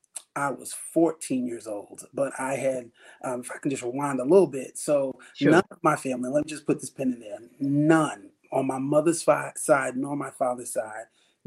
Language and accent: English; Southampton, New York, United States; born and raised in Southampton, New York, and I love the Lord. I love my family. I am a husband. I am a father of three.